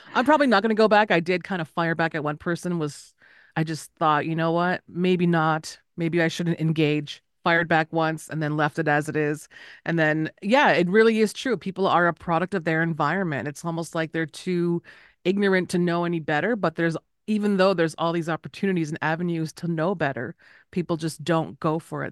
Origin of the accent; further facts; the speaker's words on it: Winnipeg, Manitoba, Canada; now in Las Vegas, United States; I am Anishinaabe from Winnipeg, but I live in Vegas, here in Southern Paiute land